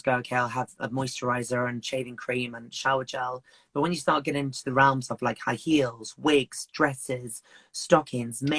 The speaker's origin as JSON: {"language": "English", "country": "Zimbabwe", "moved": "yes", "lives_now": "Kent, United Kingdom", "said": "I come from Zimbabwe in Africa originally, and living in Africa where it's illegal to be gay"}